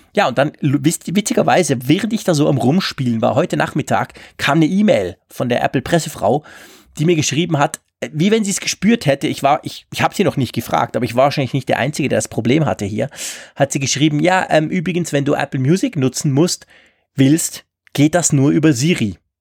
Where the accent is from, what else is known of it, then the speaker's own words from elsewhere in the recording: Switzerland; bei uns in der Schweiz